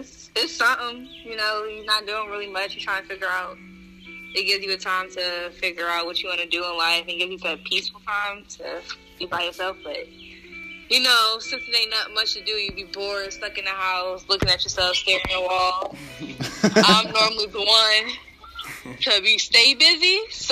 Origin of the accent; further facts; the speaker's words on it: Philadelphia, Pennsylvania, United States; now in Columbus, United States; You know, I'm from Philly, but obviously, you know, I live in Columbus, Ohio, you know.